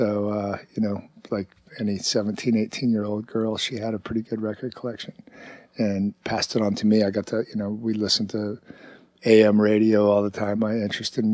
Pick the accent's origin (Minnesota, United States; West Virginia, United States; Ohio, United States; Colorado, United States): Ohio, United States; Hamilton; also born or lived in Cincinnati, Ohio; I grew up 25 miles outside Cincinnati in a town called Hamilton, Ohio